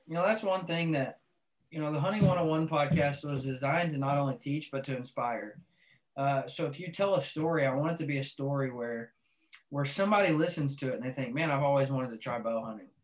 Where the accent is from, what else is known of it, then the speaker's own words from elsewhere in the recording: Arkansas, United States; I grew up in Arkansas